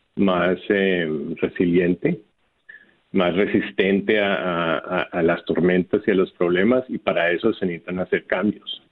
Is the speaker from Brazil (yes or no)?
no; Bogotá, Colombia; also born or lived in Houston, United States; now in San Juan, Puerto Rico; originalmente soy de Colombia, de Bogotá